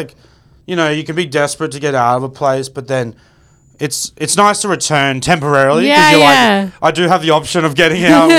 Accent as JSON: {"language": "English", "town": "Brisbane", "region": "Queensland", "country": "Australia", "tie": "born or raised there", "moved": "yes", "said": "just south side of Brisbane. Yeah, Sunnybank Hills in Brisbane."}